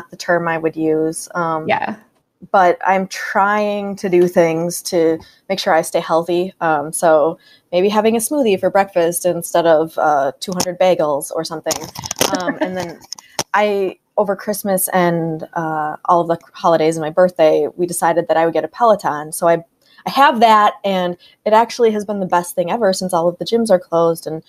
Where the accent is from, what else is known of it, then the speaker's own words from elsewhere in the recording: Wausau, Wisconsin, United States; I'm from Marathon County